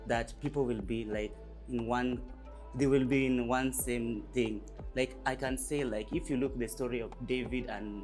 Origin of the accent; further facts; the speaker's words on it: Kenya; I'm from Kenya. Yes, from Kenya.